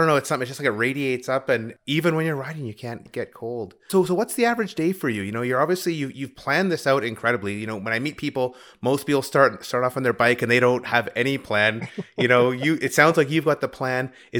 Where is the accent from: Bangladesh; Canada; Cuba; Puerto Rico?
Canada; It's so tough riding as a Canadian. We never get that hot.